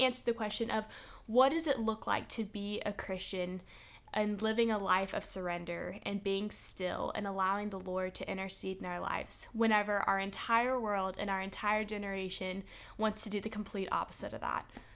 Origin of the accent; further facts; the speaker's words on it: Texas, United States; now in Alabama, United States; we're from Texas, too.